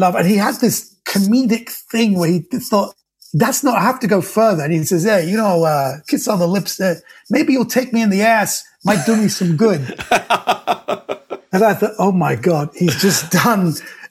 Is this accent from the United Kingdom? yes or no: yes; United Kingdom; I was born and raised in Britain